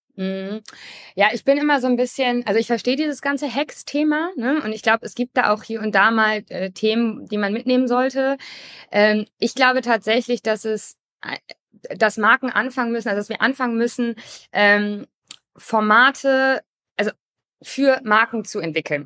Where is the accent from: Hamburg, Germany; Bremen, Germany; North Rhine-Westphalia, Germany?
Hamburg, Germany; ich komme auch aus Hamburg und war früher Kapitänin im Hamburger Hafen.